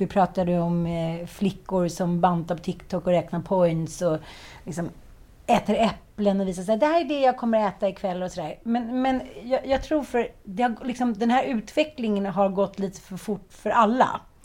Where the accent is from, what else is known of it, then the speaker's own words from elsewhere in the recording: Stockholm, Stockholm County, Sweden; Jag är uppväxt i Farsta, eh, kallas för Knivfarsta